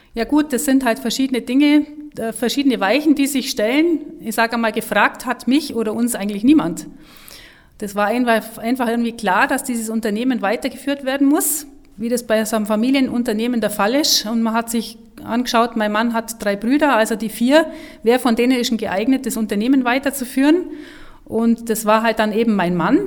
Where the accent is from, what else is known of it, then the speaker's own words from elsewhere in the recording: Nesselwang, Bavaria, Germany; also born or lived in Kempten; now in Hopfen, Germany; geboren bin ich äh, in Kempten und ähm, aufgewachsen in äh, Nesselwang